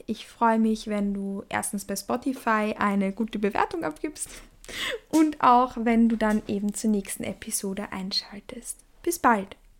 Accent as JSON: {"language": "German", "region": "Vienna", "country": "Austria", "said": "Ich komme aus Wien. Ich lebe auch in Wien."}